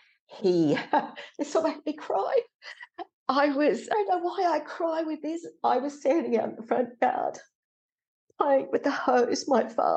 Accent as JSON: {"language": "English", "town": "Sydney", "region": "New South Wales", "country": "Australia", "tie": "born or raised there", "said": "came back down to Sydney, lived in Parramatta with her parents. I was born in the Crown Hospital"}